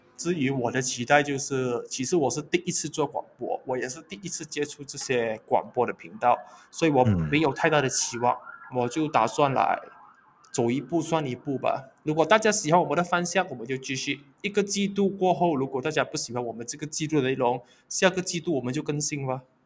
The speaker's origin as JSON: {"language": "Chinese", "country": "Malaysia", "said": "其实我是马来西亚人"}